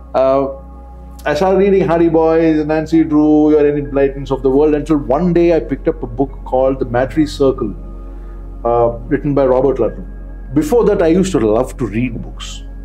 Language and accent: English; Tamil Nadu, India; also born or lived in Andhra Pradesh; I was born and brought up in Tamil Nadu.